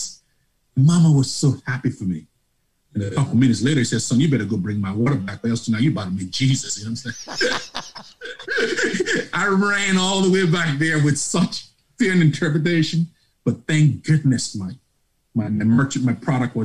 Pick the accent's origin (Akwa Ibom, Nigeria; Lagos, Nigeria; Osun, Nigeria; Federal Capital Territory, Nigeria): Lagos, Nigeria; moved away as an adult; also born or lived in Grand Forks, North Dakota; now in Charlotte, United States; you can tell from my accent, I'm not from Tennessee, nor North Carolina. I'm from Lagos, Nigeria